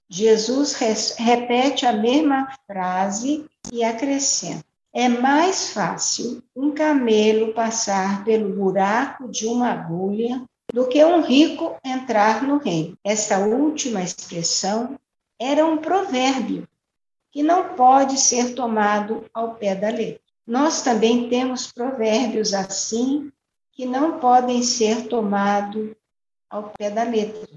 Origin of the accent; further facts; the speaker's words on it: Orós, Ceará, Brazil; now in Goiânia, Brazil; sou cearense, natural de Oroz, né, no sertão do Ceará, filha de agricultores, com muito orgulho, pois moro em Goiânia